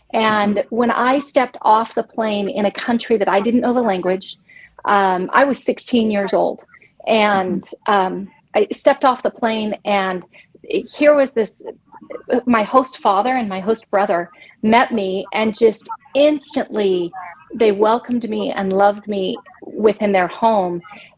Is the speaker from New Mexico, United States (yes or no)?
yes; New Mexico, United States; also born or lived in Germany; So I was born in Germany, got an opportunity to live in New Mexico when we first came back to the States.